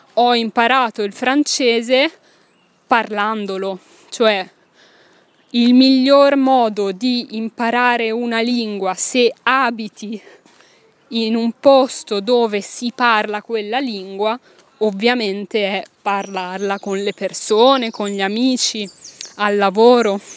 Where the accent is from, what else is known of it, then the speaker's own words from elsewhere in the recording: Italy; moved away as an adult; io ero una giovane insegnante italiana che doveva parlare in francese